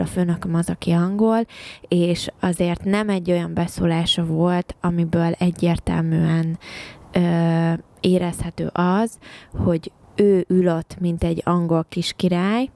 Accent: Hungary; moved away as an adult; also born or lived in England; now in United Kingdom

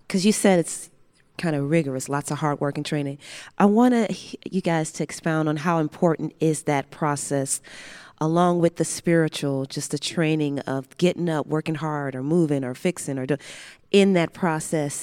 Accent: Chicago, Illinois, United States; I grew up in Chicago, south side of Chicago

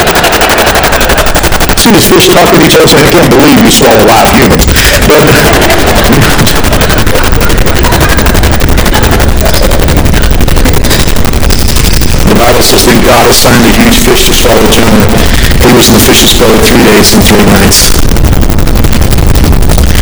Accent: United States; we in America

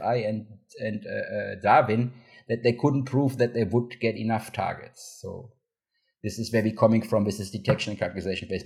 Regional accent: Cologne, North Rhine-Westphalia, Germany; moved away; I'm from Cologne, Germany originally

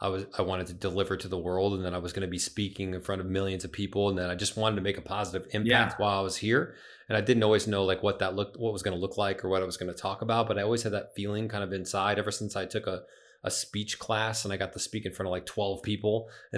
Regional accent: Springfield, Illinois, United States; now in St. Charles, United States; I live in St. Charles now, which is a western suburb of Chicago.

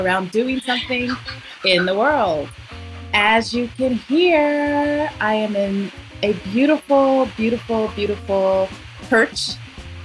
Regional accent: Colorado, United States; Born and raised in Colorado, lived most of my life in the U.S.

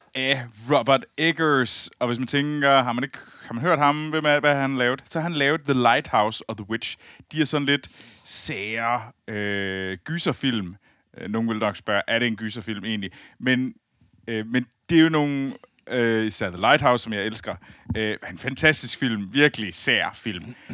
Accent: near Skibild, Central Denmark Region, Denmark; moved away; Jeg sidder jo i mit gamle, i mit gamle værelse ja. øh, i, øh, i, i, lidt uden for Skibild, øh, hvor jeg voksede op

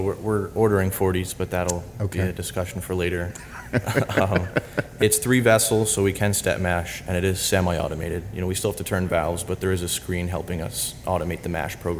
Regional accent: Pennsylvania, United States; Here in Pennsylvania.

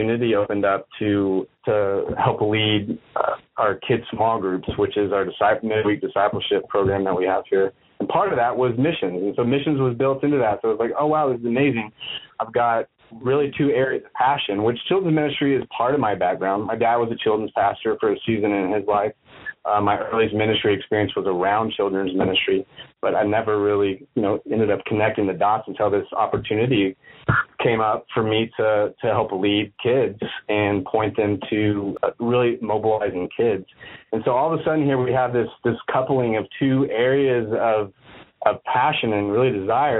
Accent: Austin, Texas, United States; I grew up in Austin, Texas.

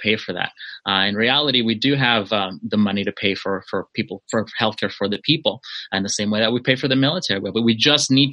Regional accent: Los Angeles, California, United States; also born or lived in Mexico; I was born in Mexico. I arrived to this area of Los Angeles when I was 9 years old

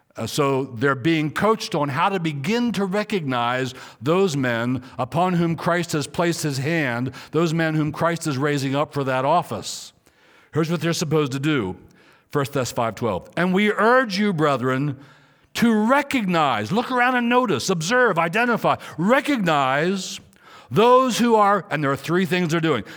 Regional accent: Maryland, United States; moved away; also born or lived in Riverside, California; I was in Riverside, California, and I was a pastor, though I'm from Maryland

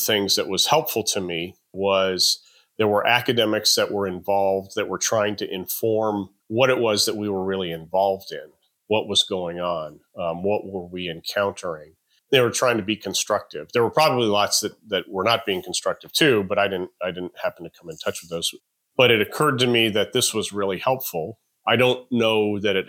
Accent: Albuquerque, New Mexico, United States; now in Austin, United States; I'm originally from Albuquerque, New Mexico

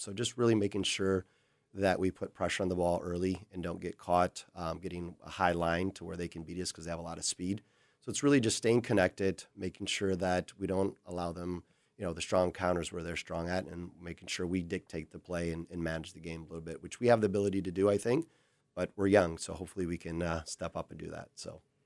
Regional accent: Brazil; moved away as an adult; now in Minnesota, United States; growing up in Brazil

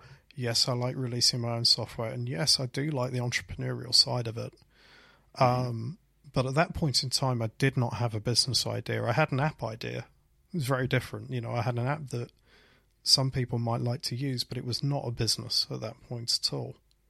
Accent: Leicester, East Midlands, United Kingdom; I freelanced for a company called Swipe and Tap that were based in my hometown in Leicester.

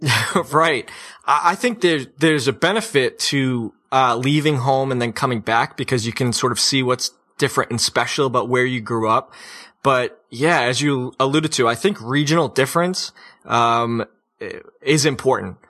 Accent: New England, United States; moved away as an adult; the sense of affliction that we have in New England

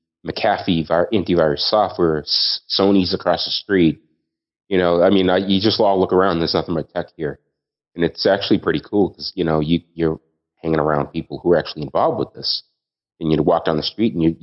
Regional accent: Boston, Massachusetts, United States; moved away as an adult; now in Australia; as a Bostonian

